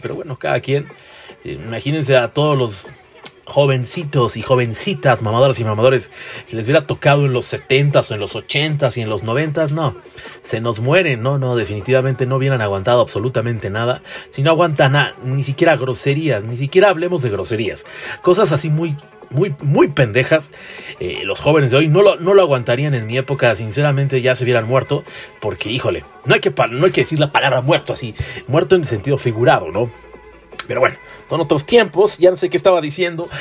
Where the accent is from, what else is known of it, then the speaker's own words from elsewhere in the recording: Tlalnepantla de Baz, State of Mexico, Mexico; Yo soy del municipio de Tlalnepantla de Bras, un municipio muy chiquichisis y muy chiquistrastas.